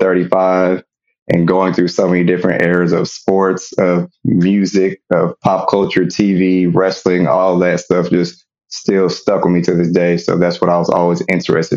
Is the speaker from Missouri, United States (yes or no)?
yes; Kansas City, Missouri, United States; moved away as an adult; now in Dallas, United States; I'm originally from Kansas City, Missouri, born and raised. So I moved down to Dallas, Texas about 5 years ago.